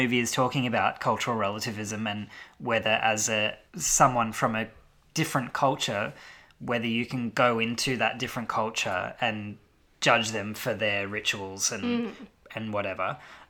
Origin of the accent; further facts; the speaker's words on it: Australia; to me as an Australian